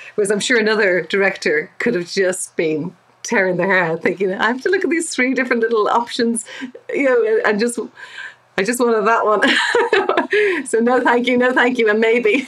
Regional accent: Dublin, Leinster, Ireland; I'm from Dublin, but my dad is from Northern Ireland.

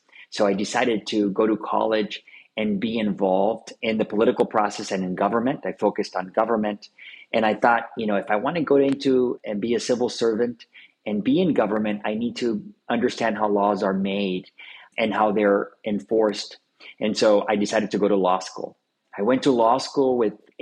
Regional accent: Los Angeles, California, United States; my growing up in Boyle Heights. I grew up in the east side

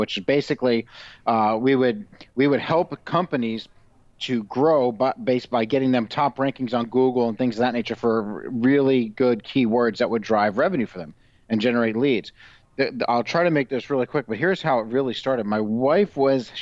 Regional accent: Phoenix, Arizona, United States; also born or lived in White Plains, New York / Florida; I grew up, a lot of it in the 80s in Arizona and Phoenix

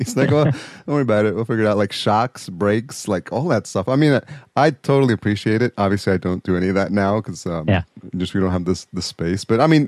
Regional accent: New York, United States; Nothing against Guidos, but I grew up in just outside New York City. So big influence on the East Coast.

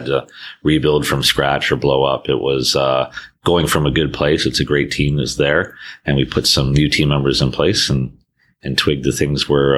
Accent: Canada; being a Canadian, although I've had roles and lived around the world

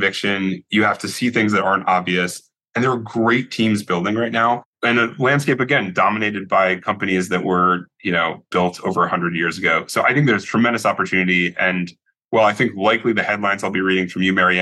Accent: Connecticut, United States; now in San Francisco, United States; I grew up in Connecticut

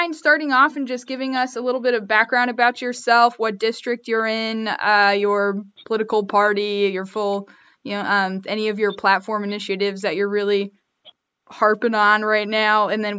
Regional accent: Las Vegas, Nevada, United States; moved away; my hometown is Las Vegas.

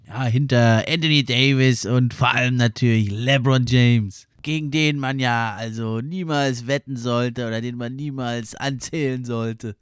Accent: Germany; wir als Deutsche

